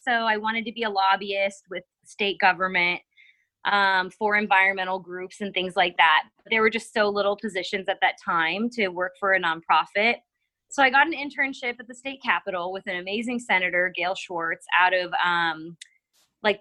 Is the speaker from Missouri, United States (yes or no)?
yes; Missouri, United States; growing up in Missouri